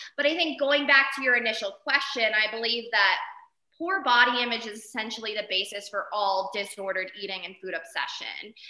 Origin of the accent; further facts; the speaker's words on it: Arizona, United States; moved away as an adult; also born or lived in San Diego; now in Jackson, United States; I'm originally from Arizona, did undergrad and grad in San Diego.